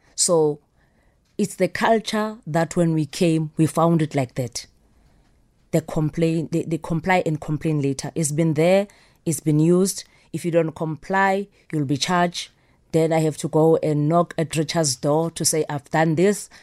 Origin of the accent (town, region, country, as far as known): South Africa